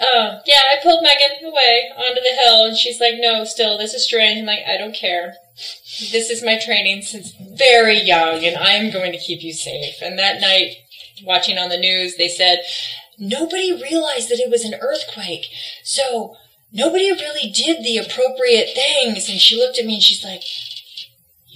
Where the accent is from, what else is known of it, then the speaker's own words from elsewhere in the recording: Southern California, United States; also born or lived in Kansas / Virginia; I'm from Kansas, but I moved to California when I was 5, so I split my time back and forth between those two, but I did all of my training in Southern California